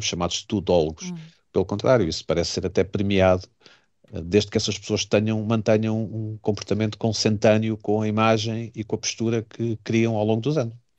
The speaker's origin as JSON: {"language": "Portuguese", "country": "Portugal", "said": "enquanto português"}